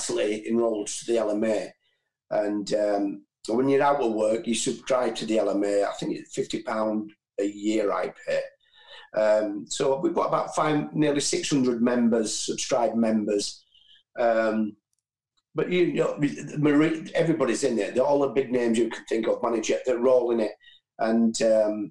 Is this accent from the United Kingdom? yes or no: yes; Bradford, Yorkshire and the Humber, United Kingdom; I'm from Butshaw Estate in Bradford